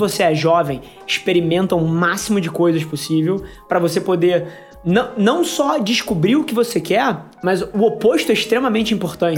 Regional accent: Rio de Janeiro, Brazil; também sou carioca igual a você, nascido e criado aqui.

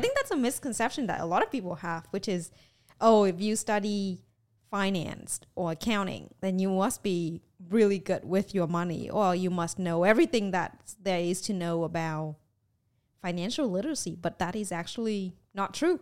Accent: Vietnam; moved away; was growing up in Vietnam.

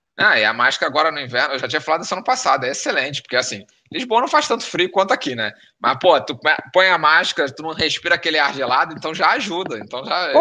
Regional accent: Rio de Janeiro, Brazil; now in Porto, Portugal; Eu nasci no Rio de Janeiro, mas eu me sinto no Porto tão bem quanto no Rio de Janeiro

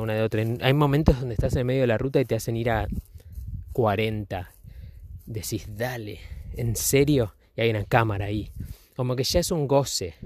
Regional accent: Argentina; los fachos somos los argentinos

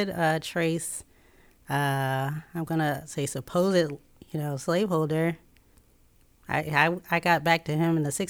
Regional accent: Chicago, Illinois, United States; born there; I, w- I was born in Chicago.

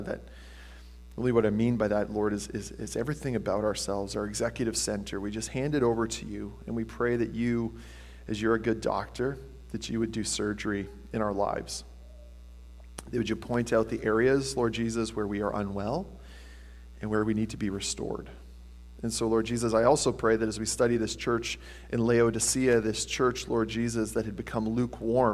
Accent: Tillsonburg, Ontario, Canada; I grew up in Tilsonburg.

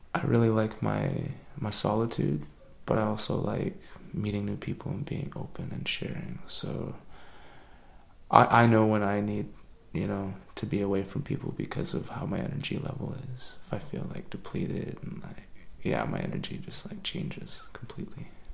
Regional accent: Wet'suwet'en territory, British Columbia, Canada; I was born on 10 Tene territory and, and grew up on Wet'suwet'en territory

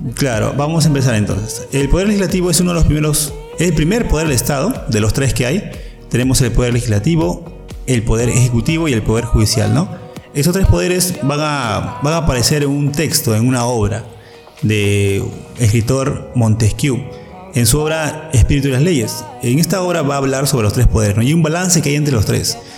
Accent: Peru; ahora somos más, más peruanos

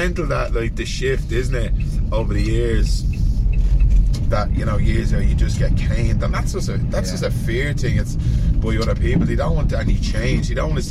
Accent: Dublin, Leinster, Ireland; growing up in the Liberties in the 80s. It was a difficult environment, and it still can be a difficult environment

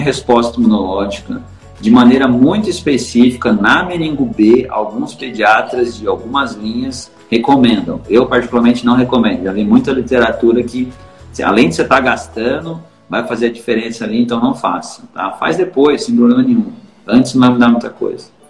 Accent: São Paulo, Brazil; Eu sou de São Paulo

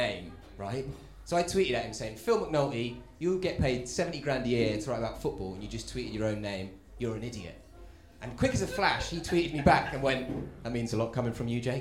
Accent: Stevenage, East of England, United Kingdom; I love my hometown though as well. I'm from a town called Stevenage.

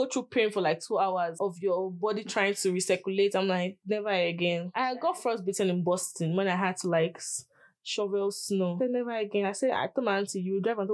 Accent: Nigeria; English is a second language; moved away as an adult; now in Utah, United States; I'm Nigerian

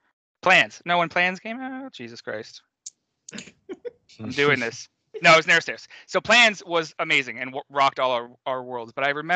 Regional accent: Pacific Northwest, United States; Growing up in the Pacific Northwest, there, I always felt like that regional pride.

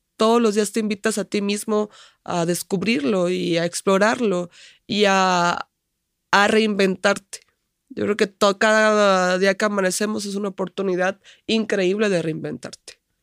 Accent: Tuxpan, Nayarit, Mexico; Tuxpan, que es donde vivo o de donde soy

